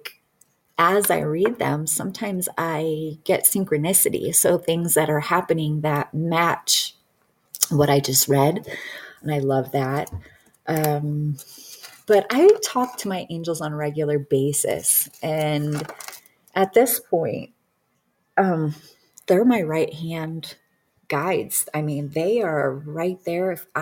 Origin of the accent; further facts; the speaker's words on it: Detroit, Michigan, United States; I grew up in Detroit.